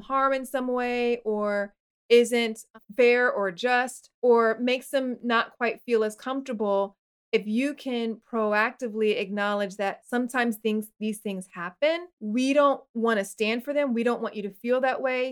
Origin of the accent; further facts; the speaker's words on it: Florida, United States; growing up in Florida